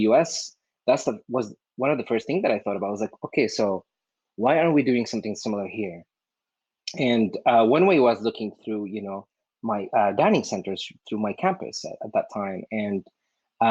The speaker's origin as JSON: {"language": "English", "country": "Syria", "moved": "as an adult", "lives_now": "United States", "said": "I came from the Middle East, specifically from Syria, to the U.S."}